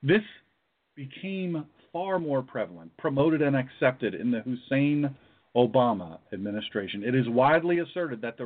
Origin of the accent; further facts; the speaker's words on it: United States; I was born in America